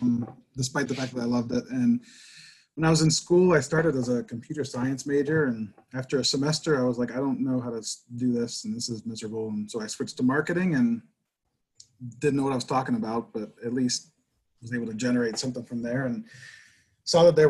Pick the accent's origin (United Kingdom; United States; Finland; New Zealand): United States; Pittsburgh, Pennsylvania; I grew up in Pittsburgh.